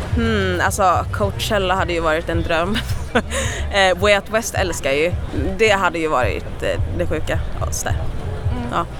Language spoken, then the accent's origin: Swedish; Gothenburg, Västra Götaland, Sweden; jag är ju från Göteborg